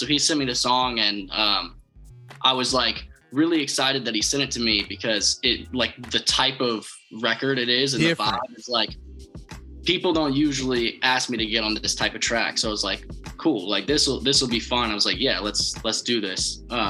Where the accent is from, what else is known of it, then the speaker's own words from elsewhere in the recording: Nashville, Tennessee, United States; I'm from Nashville, Tennessee.